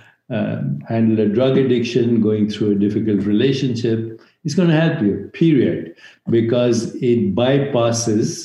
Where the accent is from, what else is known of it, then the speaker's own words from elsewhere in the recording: India; moved away as an adult; now in United States; I grew up in India where there's a tradition of meditation going back thousands of years.